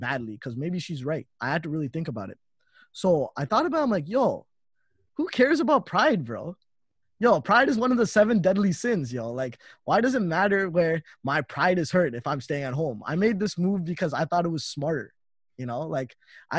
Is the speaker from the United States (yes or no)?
no; Toronto, Ontario, Canada; I stayed in Toronto most of my life, and I've been living with my parents